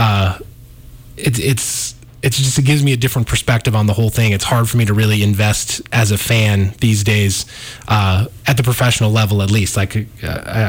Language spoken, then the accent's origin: English; Missoula, Montana, United States; growing up in Missoula, Montana